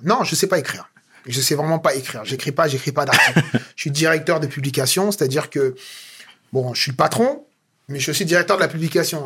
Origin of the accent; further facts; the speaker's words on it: France; je suis né et grandi en France